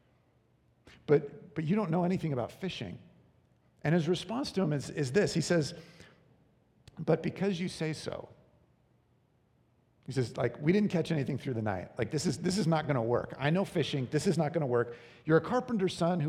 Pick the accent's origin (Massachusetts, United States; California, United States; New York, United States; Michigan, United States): California, United States; Long Beach; I grew up in Long Beach, California